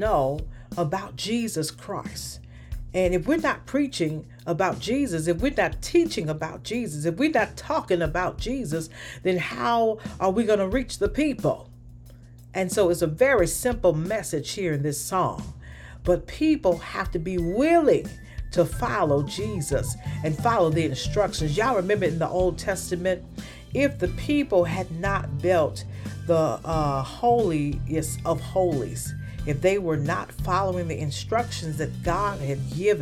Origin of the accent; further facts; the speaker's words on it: Birmingham, Alabama, United States; I grew up in Birmingham, Alabama